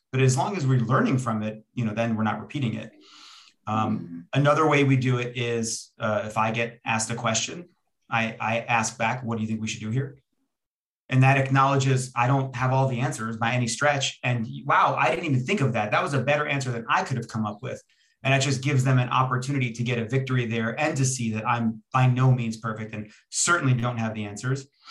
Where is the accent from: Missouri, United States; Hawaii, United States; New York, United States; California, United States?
New York, United States; Long Island; also born or lived in Israel; I was born in Israel and came to Long Island, New York when I was two years old